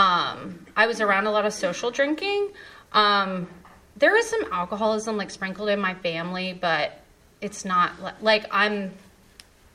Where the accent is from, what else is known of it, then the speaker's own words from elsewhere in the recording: Raleigh, North Carolina, United States; I was born and raised in Raleigh.